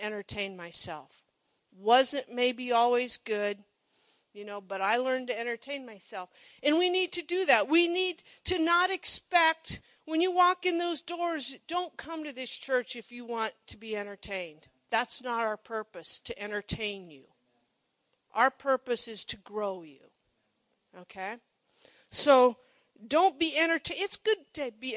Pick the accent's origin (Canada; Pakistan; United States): United States; Monroe; I grew up in Monroe, little town